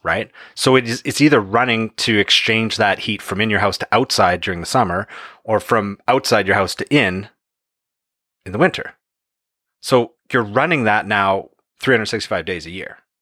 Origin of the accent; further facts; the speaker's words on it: Canada; here in Canada as Canadians